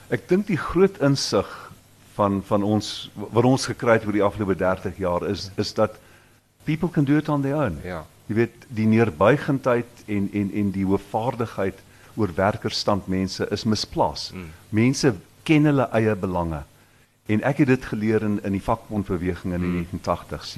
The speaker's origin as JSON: {"language": "Afrikaans", "country": "South Africa", "said": "ons smart mm. as Suid-Afrikaners"}